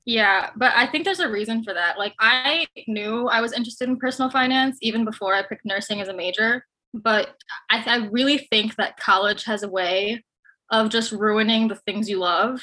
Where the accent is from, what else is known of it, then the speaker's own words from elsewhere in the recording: Chicago, Illinois, United States; I'm from Chicago